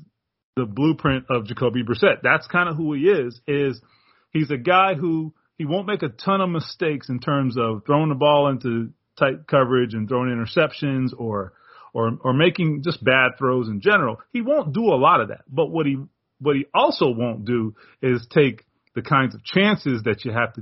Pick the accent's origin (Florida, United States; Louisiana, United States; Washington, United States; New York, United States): Florida, United States; Miami Gardens; in my hometown, I was born and raised in Carroll City. So yeah, man, Miami for life.